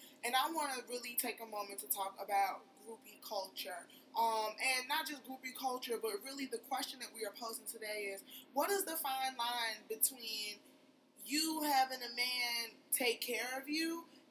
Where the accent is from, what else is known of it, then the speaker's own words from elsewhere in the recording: United States; especially for me as, like, the American-raised Nigerian girl